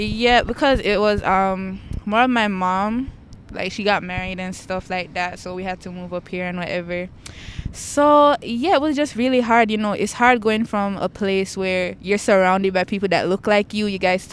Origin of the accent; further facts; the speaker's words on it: Jamaica; now in Brampton, Canada; I'm from Jamaica too, but I stay in Brampton.